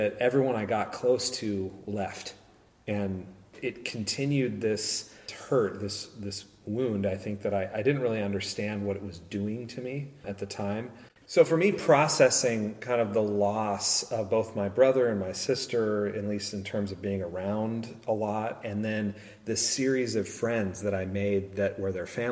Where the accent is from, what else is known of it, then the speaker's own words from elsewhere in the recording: San Luis Obispo, California, United States; I grew up in San Luis Obispo